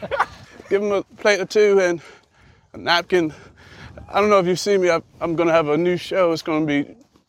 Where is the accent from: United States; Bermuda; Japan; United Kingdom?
Bermuda; I grew up in Bermuda.